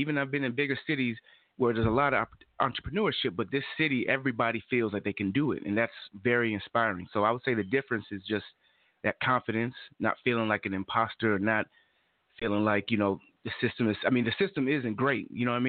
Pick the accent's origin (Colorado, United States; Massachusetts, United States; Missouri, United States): Missouri, United States; St. Louis; moved away as an adult; also born or lived in Madison, Wisconsin / Chicago / California; now in Tulsa, United States; And then after that, we moved around a little bit, Chicago. Then I was really... I was raised, I would say, in St. Louis, Missouri